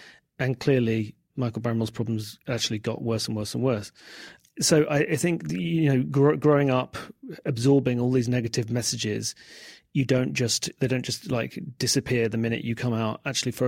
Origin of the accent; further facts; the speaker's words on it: London, United Kingdom; born there; I was born in 1973 in South London, and it's very hard for younger people to understand.